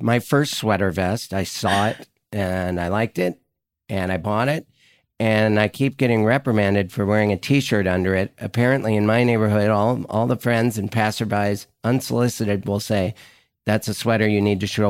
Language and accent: English; Montana, United States; moved away; I'm from Montana originally.